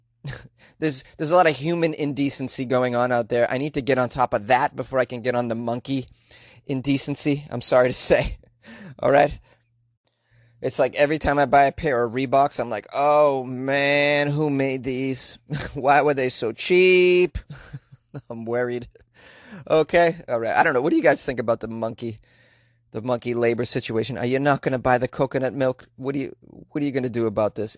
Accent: United States; I'm an American.

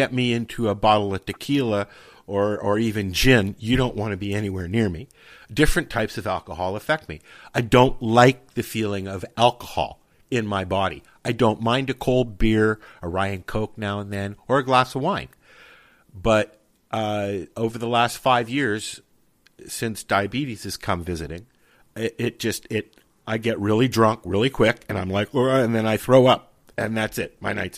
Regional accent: Toronto, Ontario, Canada; I grew up in Toronto. I'm 57 this year. And I grew up in Toronto in Yorkville, which was a mecca for hippies and stuff like that in Toronto, right at Yonge Street.

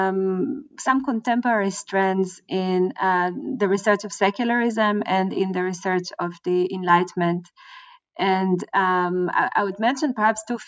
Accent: Israel; moved away as an adult; also born or lived in United States / California / Germany; I'm originally from Israel, but I studied in the United States

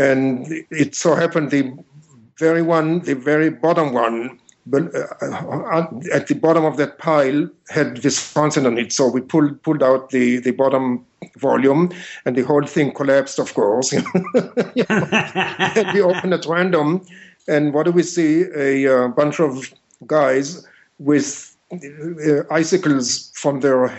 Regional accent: Israel; moved away as an adult; also born or lived in Michigan / Chicago, Illinois; I was born and raised in Israel

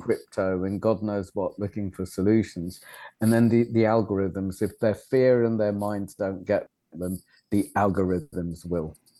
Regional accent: Fishguard, Wales, United Kingdom; moved away; I was brought up in West Wales and it was one of the poorest places in Europe then

